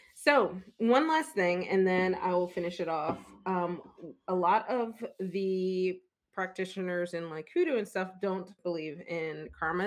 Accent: Philadelphia, Pennsylvania, United States; I'm from Philly

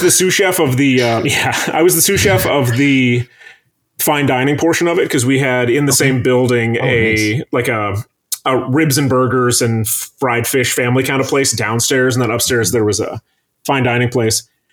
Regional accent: Traverse City, Michigan, United States; moved away as an adult; now in Chicago, United States; somebody who was raised up there

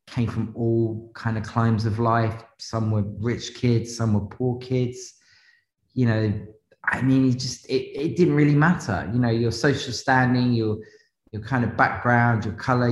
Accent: London, United Kingdom; I'm a zone two kid. You know, I grew up in zone two

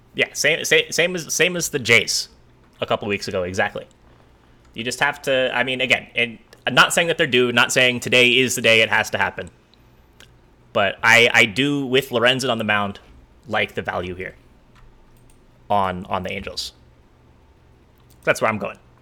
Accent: East Coast, United States; moved away; I grew up on the East Coast

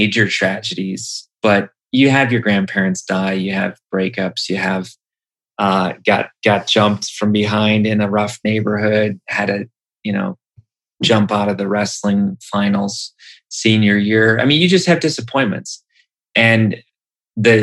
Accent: Wisconsin, United States; I grew up in Wisconsin

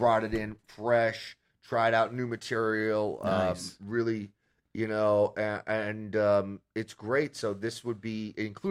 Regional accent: United States; where I grew up in Washington

